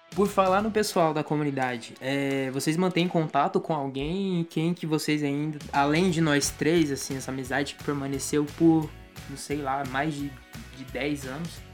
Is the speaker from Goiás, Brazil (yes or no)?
yes; Goiânia, Goiás, Brazil; Tenho 25, sou de Goiânia